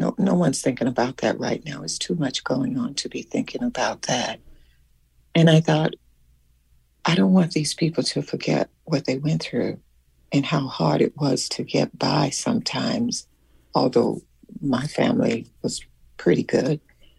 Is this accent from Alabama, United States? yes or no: yes; Selma, Alabama, United States; because there was something that had happened in my hometown where I lived in Selma, Alabama.